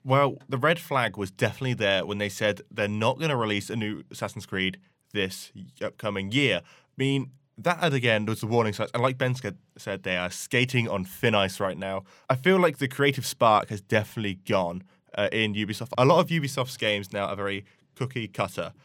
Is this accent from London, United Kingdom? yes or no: no; Banbury, South East England, United Kingdom; my hometown in Banbury